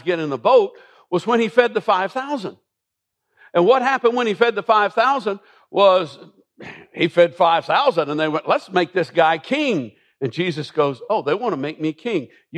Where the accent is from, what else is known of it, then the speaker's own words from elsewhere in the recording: Millersville, United States; growing up in Millersville